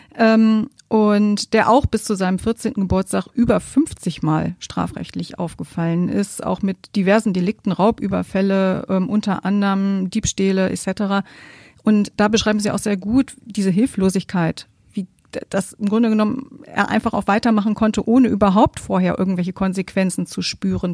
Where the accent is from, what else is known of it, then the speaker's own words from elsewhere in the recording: Germany; Bei uns in Deutschland